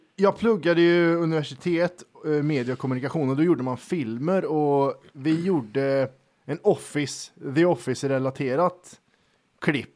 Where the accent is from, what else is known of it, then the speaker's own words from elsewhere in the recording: Värmland, Sweden; vi är från Värmland